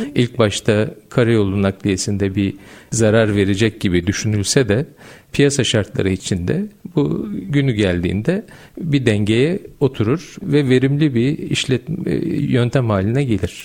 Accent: Gölcük, Kocaeli, Turkey; 1973 Gölcük Kocaeli doğumluyum.

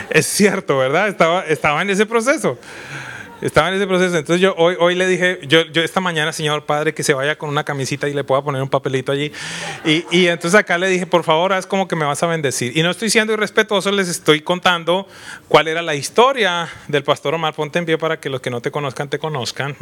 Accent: Colombia; soy colombiano

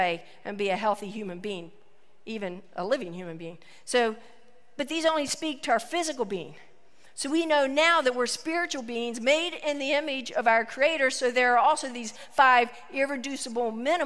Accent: West Virginia, United States; a small town, West Virginia, my hometown

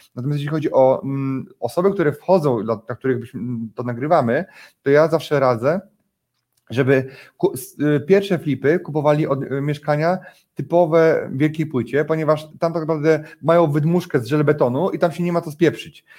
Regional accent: Poland; u nas w Warszawie

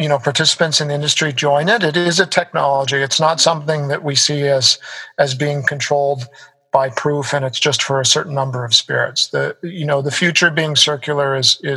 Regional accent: Canada; moved away as an adult; also born or lived in United States; now in Singapore; I come from North America, you know, lived in the US, grew up in Canada

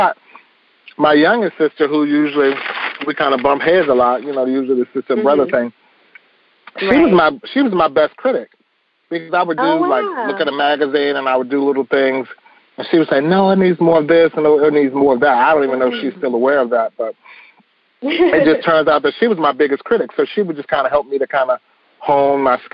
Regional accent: Washington, District of Columbia, United States; I was a young kid growing up in the Northeast Corridor of D.C.

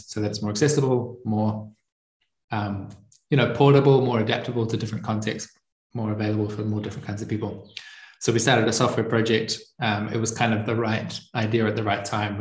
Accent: New Zealand; moved away as an adult; now in Italy; I'm from New Zealand. And I left about 5 years ago, and now I'm currently living in Italy. I grew up on a farm in a very remote part of a remote region in the remote country

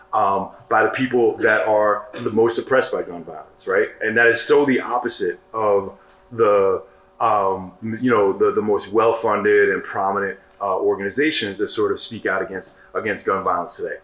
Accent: New York City, New York, United States; I grew up in New York City

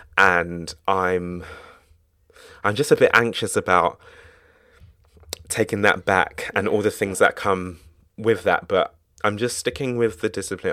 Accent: United Kingdom; I'm British

